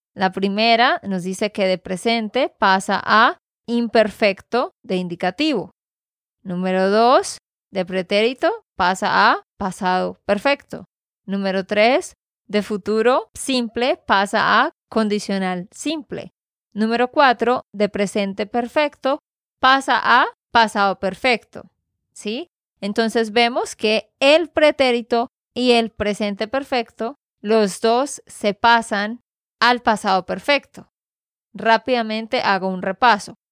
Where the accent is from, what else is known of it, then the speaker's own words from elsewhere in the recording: Santander, Colombia; de Santander, Colombia